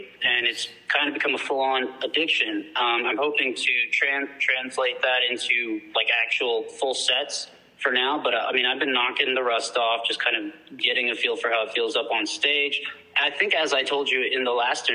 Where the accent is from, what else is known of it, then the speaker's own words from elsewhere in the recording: Austin, Texas, United States; I am from Austin, Texas